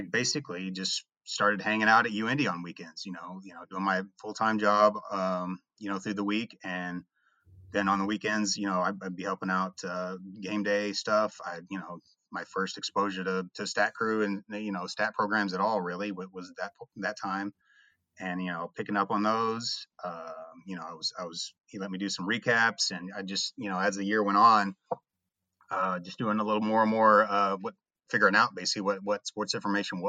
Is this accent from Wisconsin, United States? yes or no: no; Indiana, United States; being, you know, from Indiana